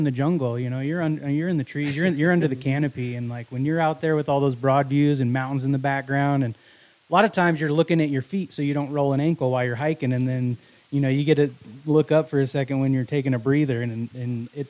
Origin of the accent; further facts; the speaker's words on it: Wyoming, United States; I was born in Wyoming.